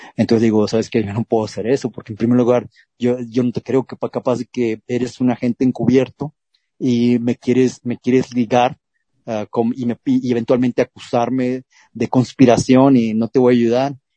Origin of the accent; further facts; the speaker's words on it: Culiacán, Sinaloa, Mexico; En Culiacán, Sinaloa, de donde yo soy originario